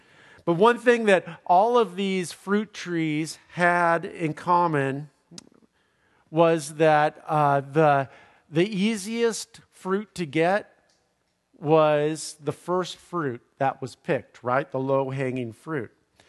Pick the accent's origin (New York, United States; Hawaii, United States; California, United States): California, United States; Where I grew up in Southern California, in my parents' home.